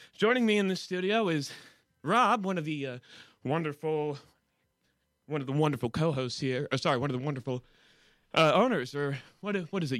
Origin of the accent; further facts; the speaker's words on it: United States; as an American